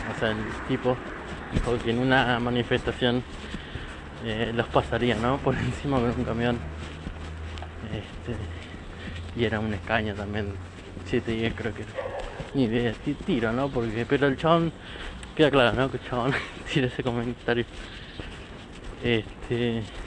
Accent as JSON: {"language": "Spanish", "town": "La Plata", "region": "Buenos Aires Province", "country": "Argentina", "said": "soy argentina, eh, más precisamente de La Plata, no importa de qué barrio, soy platense."}